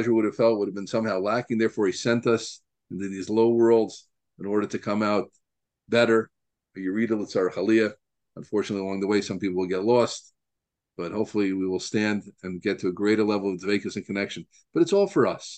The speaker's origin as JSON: {"language": "English", "town": "Deal", "region": "New Jersey", "country": "United States", "tie": "born or raised there", "said": "I grew up in Deal, New Jersey"}